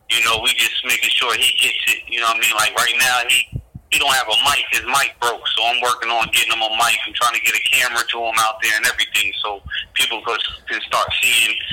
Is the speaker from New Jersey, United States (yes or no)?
yes; New Jersey, United States; moved away as an adult; now in North Carolina, United States; I grew up in Jersey